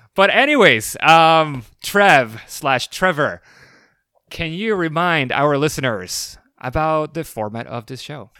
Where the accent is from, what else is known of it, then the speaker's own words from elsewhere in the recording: Puerto Rico; I am from Puerto Rico, so you know, I'm uh, I'm Hispanic as well